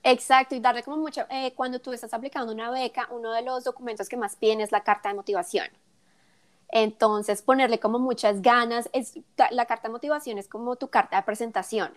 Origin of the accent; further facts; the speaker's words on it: Colombia; also born or lived in South Korea; now in United States; mis, experiencias como colombiana viviendo en Estados Unidos